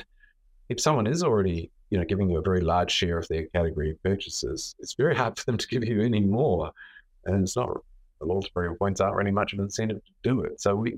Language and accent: English; Australia; I always fly with Qantas. I'm sure Australian. It's quite hard not to fly with Qantas.